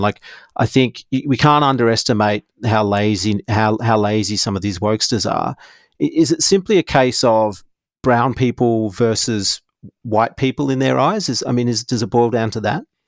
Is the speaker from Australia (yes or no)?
yes; Perth, Western Australia, Australia; We grew up in Perth